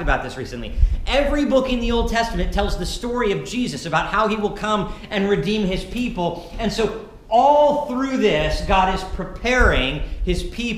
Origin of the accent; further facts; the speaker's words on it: Montana, United States; now in Ketchikan, United States; And I grew up in Montana, where there was just feet of snow every year at Christmas.